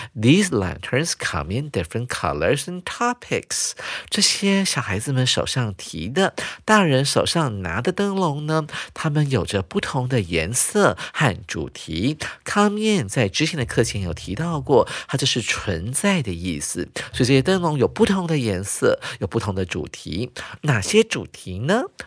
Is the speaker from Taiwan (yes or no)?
yes; Taiwan; 对我们台湾人还有中国人来讲呢，大概是十天到半个月这么长